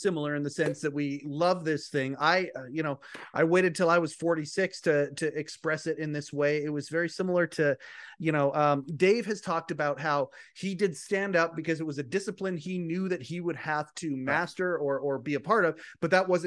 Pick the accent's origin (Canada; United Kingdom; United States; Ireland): Canada; Western Canada; I'm Western Canada